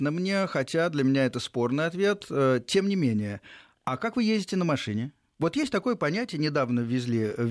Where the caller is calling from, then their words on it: Moscow, Russia; Здравствуйте, эм, я из Москвы.